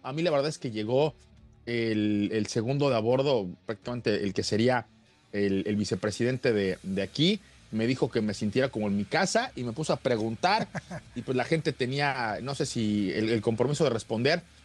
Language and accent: Spanish; Mexico; un portafolio de productos que está por llegar ya a nuestro país